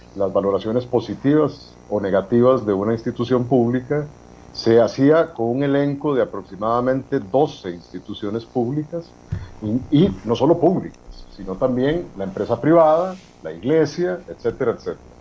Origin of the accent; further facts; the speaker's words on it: Costa Rica; hablamos como personas costarricenses, ciudadanas de este país